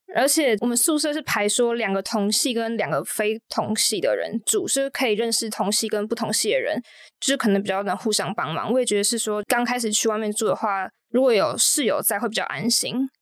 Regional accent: New Taipei, Taiwan; moved away as an adult; now in Hsinchu, Taiwan; 我是新北人，我高中就读中山女高，然后大学跟万城一样是读清华大学人文社会学院学士班

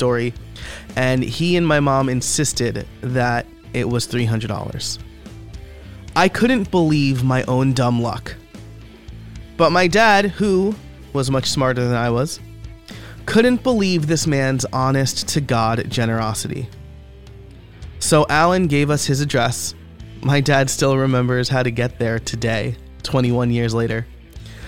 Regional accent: Middletown, New York, United States; a local music store in my hometown of Middletown, New York

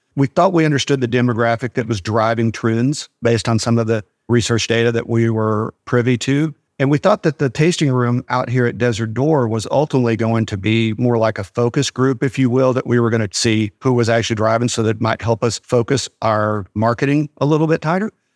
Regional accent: Sweetwater, Texas, United States; I was born in Sweetwater.

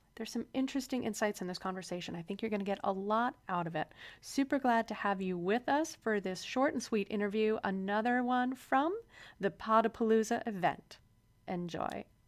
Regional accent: Midwest, United States; moved away; also born or lived in Chicago; I, um, am from the Midwest, and I spent some time in Chicago before I left the heartland

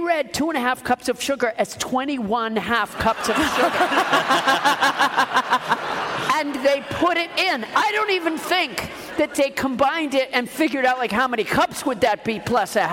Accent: Massachusetts, United States; I was raised in Massachusetts

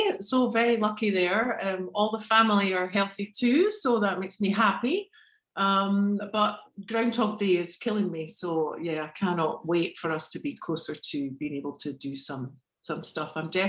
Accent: Edinburgh, Scotland, United Kingdom; Definitely. I mean, it always feels like home. I've lived quite a few different places.

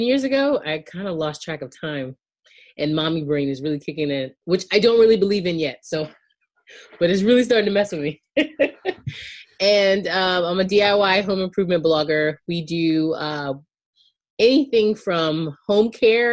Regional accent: Charleston County, South Carolina, United States; I grew up in outside of Charleston County, in Charleston County, South Carolina

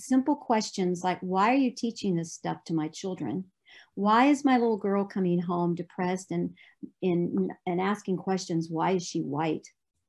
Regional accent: Ohio, United States; moved away as an adult; also born or lived in Dallas-Fort Worth, Texas; now in Tennessee, United States; I was raised in Ohio. I went to Dallas-Fort Worth

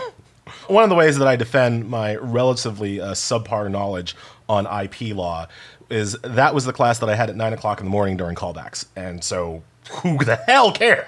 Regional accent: New York, United States; I'm from New York

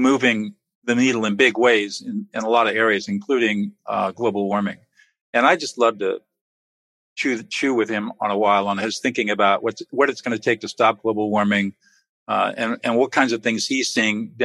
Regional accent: San Marino, California, United States; I grew up in San Marino, California, which for those of you that are not familiar with Southern California, is in the Pasadena area.

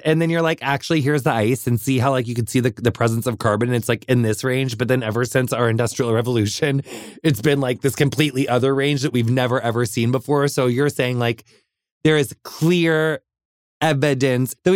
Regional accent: Midwest, United States; growing up in the Midwest

